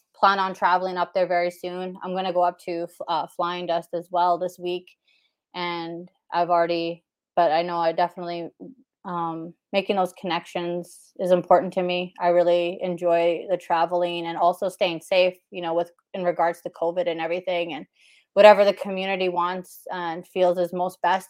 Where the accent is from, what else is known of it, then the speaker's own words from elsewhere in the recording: Whitecap Dakota First Nation, Saskatchewan, Canada; I'm from Apahuska Oyate, which is uh, Whitecap Dakota First Nation